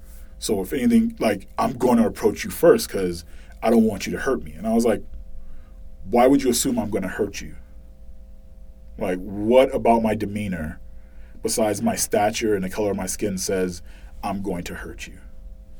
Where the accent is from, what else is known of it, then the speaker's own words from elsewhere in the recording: Boston, Massachusetts, United States; moved away; growing up in Boston